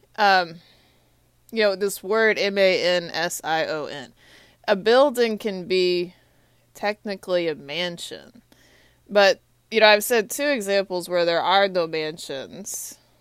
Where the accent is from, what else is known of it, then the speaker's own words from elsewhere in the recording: Austin, Texas, United States; now in Washington, D.C., United States; I'm from Texas. I'm a Longhorn. My hometown's Austin, Texas.